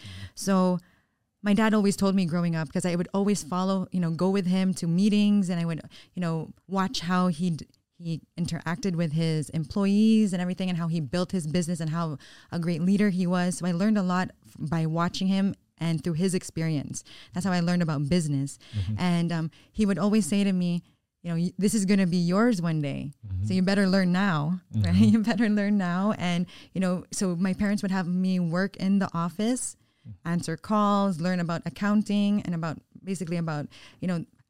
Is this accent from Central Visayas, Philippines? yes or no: yes; Cebu, Central Visayas, Philippines; also born or lived in Florida, United States; Growing up in Florida, it was, you know, I would say it's very different compared to growing up in Cebu.